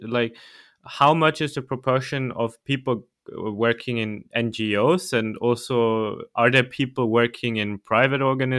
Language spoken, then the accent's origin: English; Austria; I'm from Austria.